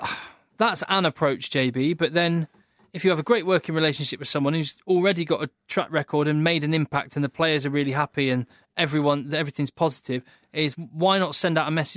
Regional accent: England, United Kingdom; as an Englishman.

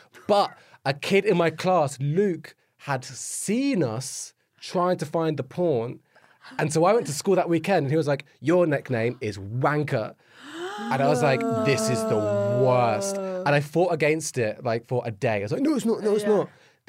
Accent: Luton, East of England, United Kingdom; also born or lived in St Albans; So I grew up in St. Albans until I was like 11, which is a very middle class place. And then moved to Luton, which is where I'm actually born. So that's like where I did like most, that's where I did most of my growing up.

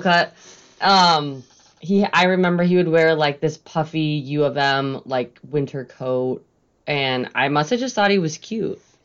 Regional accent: Lake Lansing, Michigan, United States; I grew up on Lake Lansing on a lake

